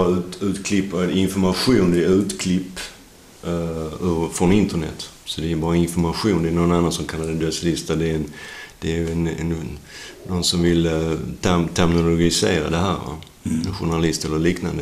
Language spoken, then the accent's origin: Swedish; Sweden; also born or lived in United States; jag föddes svensk